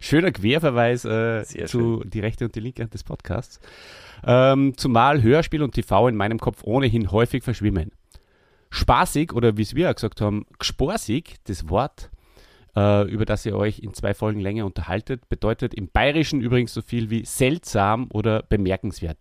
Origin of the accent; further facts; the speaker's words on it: Austria; wir als Österreicher